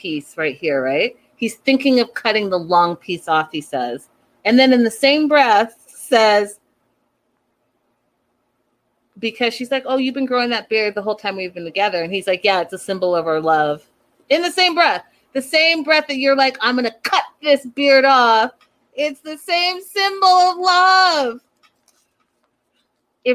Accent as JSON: {"language": "English", "region": "Pacific Northwest", "country": "United States", "said": "I am from the Pacific Northwest"}